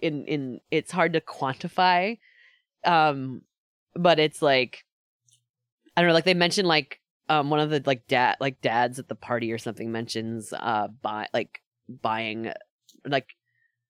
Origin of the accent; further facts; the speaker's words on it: Dutchess County, New York, United States; moved away as an adult; now in Queens, New York City, United States; growing up in Dutchess County instead of growing up in the city.